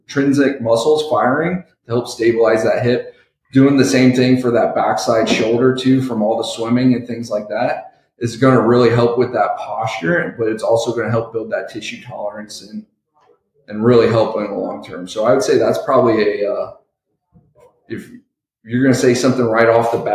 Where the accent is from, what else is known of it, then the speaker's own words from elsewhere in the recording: Ohio, United States; now in San Antonio, United States; I'm originally from Ohio